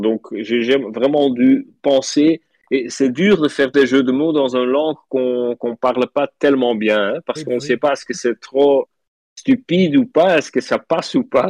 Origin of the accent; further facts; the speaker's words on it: Flanders, Belgium; French is a second language; je suis flamand, donc je parle français un petit peu bizarre